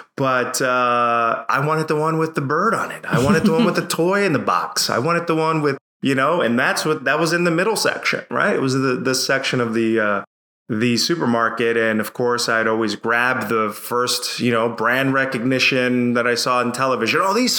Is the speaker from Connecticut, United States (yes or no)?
yes; Bridgeport, Connecticut, United States; I grew up in a city called Bridgeport, Connecticut. For those of you who know the Northeast, it's the metro area. It's close to Philly, New York City, in inner city in Connecticut.